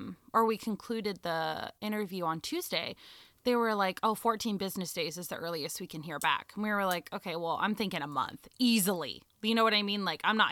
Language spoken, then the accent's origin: English; Los Angeles, California, United States; I'm from Los Angeles